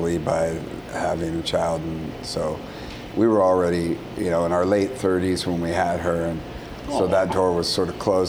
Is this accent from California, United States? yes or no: yes; California, United States; I'm from California